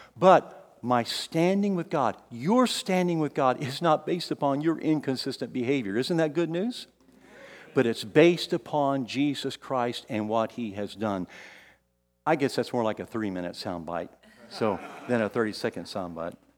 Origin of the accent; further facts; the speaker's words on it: San Antonio, Texas, United States; also born or lived in Kansas City; I moved from here in San Antonio, this is my hometown